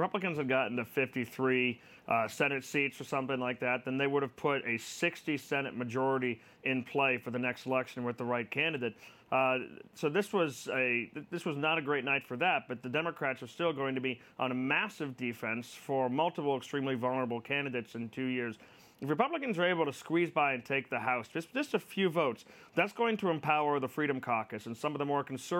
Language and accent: English; Boston, Massachusetts, United States; now in Washington, D.C., United States; I'm from Boston. I live in D.C.